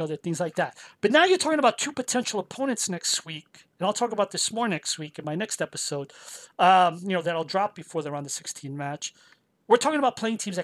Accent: Portugal; moved away; my hometown team in Portugal

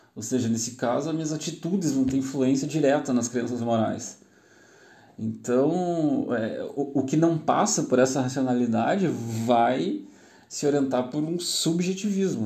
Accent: Gaúcho, Rio Grande do Sul, Brazil; Nós, como gaúchos, aqui, eu sou gaúcho, estou falando do Rio Grande do Sul

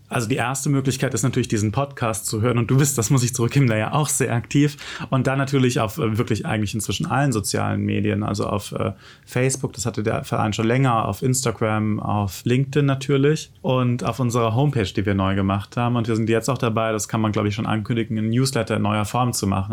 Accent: Germany; in Mainz, Wiesbaden, wo ich herkomme

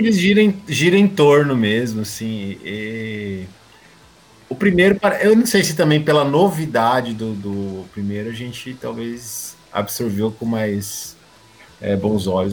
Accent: Brazil; nós brasileiros

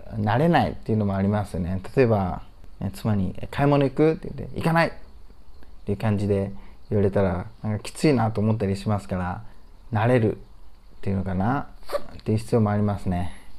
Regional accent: Japan; moved away as an adult; now in Ningbo, China; 日本で生まれて育ってるんですが

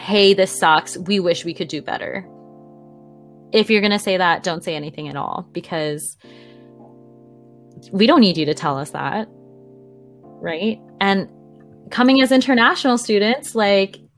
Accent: Canada; As a Canadian

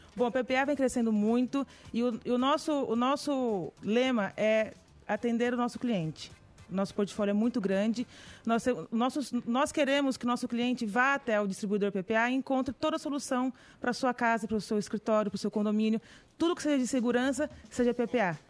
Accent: Garça, São Paulo, Brazil; nós somos de Garça, interior de São Paulo, uma cidadezinha muito bonita.

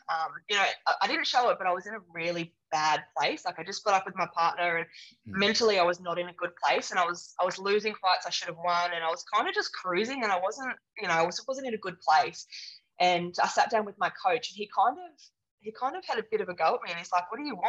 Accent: south coast of New South Wales, Australia; also born or lived in England; I grew up on the south coast of New South Wales

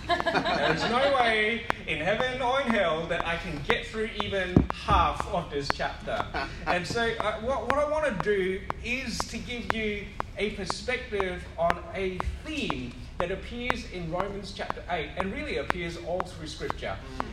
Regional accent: Western Australia, Australia; I mean, I come from West Coast Eagles territory.

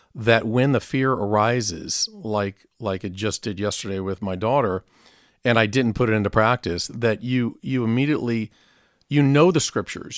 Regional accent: Southern California, United States; I grew up in Southern California

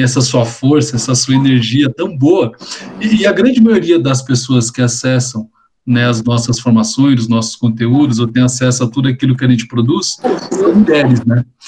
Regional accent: Brazil

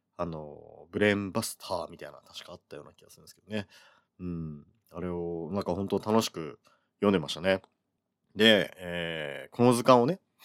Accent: Kyushu, Oita, Japan; moved away as an adult; also born or lived in Fukuoka / Tokyo; 僕はあの、基本的には九州で育ってるので

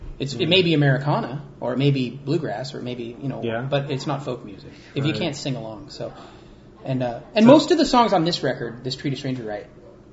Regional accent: San Juan Bautista, California, United States; also born or lived in Maui, Hawaii / Santa Cruz, California; I was born on Maui and grew up in San Juan Batista and in Santa Cruz.

